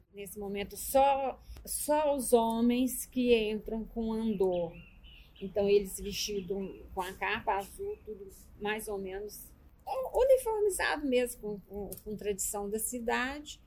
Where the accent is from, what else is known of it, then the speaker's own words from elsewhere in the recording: Minas Gerais, Brazil; now in Goiás, Brazil; eu sou mineiro